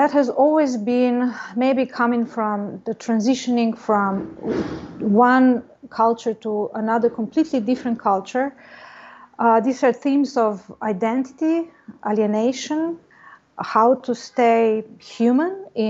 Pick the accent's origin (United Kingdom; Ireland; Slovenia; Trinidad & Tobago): Slovenia; moved away as an adult; also born or lived in Ljubljana, Slovenia; now in Los Angeles, United States; I come from Slovenia, one part of former Yugoslavia.